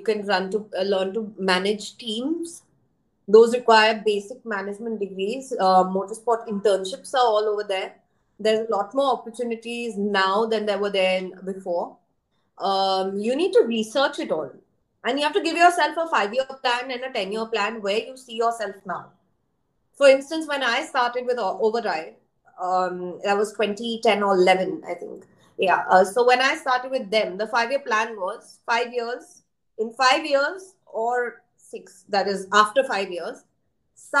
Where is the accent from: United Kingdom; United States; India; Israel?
India; also born or lived in Australia; as Indian